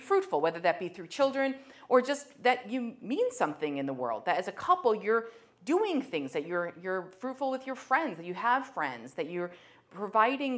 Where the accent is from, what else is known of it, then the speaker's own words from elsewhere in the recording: Meriden, Connecticut, United States; moved away as an adult; now in Burlington, Vermont, United States; I'm from Connecticut and I'm from New England